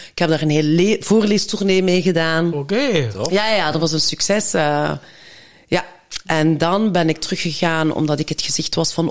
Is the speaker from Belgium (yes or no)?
yes; Belgium; ik ben in België geboren. En papa is naar hier gekomen toen hij 18 was, eh, om in de mijnen te werken. En dan heeft hij mijn mama ontmoet een Genk.